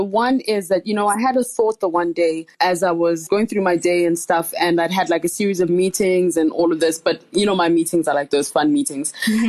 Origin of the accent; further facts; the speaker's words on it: Nigeria; I'm Nigerian.